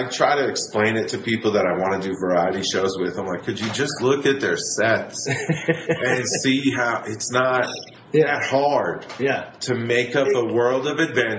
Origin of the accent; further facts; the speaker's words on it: New Hampshire, United States; I'm from New Hampshire.